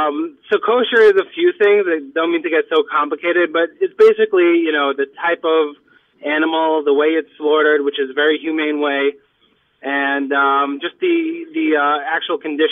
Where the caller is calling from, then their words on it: Far Rockaway, New York, United States; … from Far Rockaway.